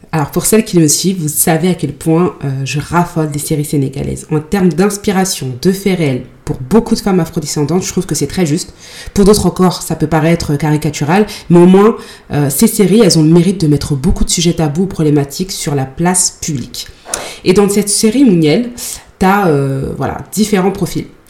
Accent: Mali; en tant que malienne

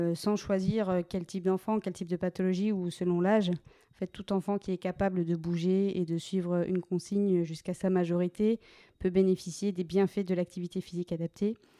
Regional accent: Meurthe-et-Moselle, Grand Est, France; moved away as an adult; now in Bordeaux, France; j'ai continué sapeur-pompier volontaire dans ma région d'origine, en Meurthe-et-Moselle

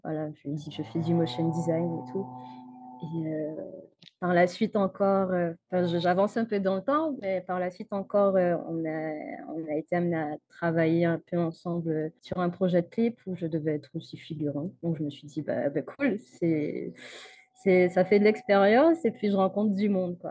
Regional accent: Guadeloupe; je viens de la Guadeloupe

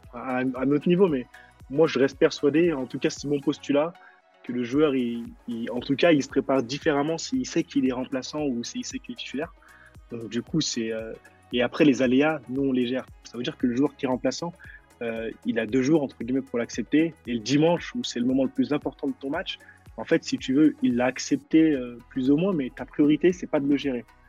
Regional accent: Lyon, Auvergne-Rhône-Alpes, France; je suis un, pur Croix-Roussien, moi euh, je suis, de la ville de la Croix-Rousse, du quartier de la Croix-Rousse, et j'ai grandi à la Croix-Rousse

